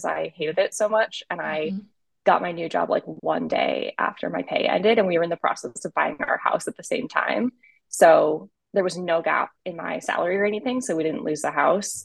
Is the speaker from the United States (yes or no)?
yes; Rhode Island, United States; now in Austin, United States; I am originally from Rhode Island. I currently live in Austin, Texas